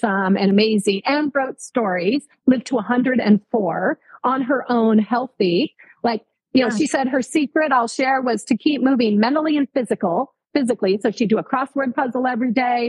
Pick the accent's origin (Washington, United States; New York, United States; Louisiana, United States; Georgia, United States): Washington, United States; Everett; So I grew up in Washington State. And I grew up in Everett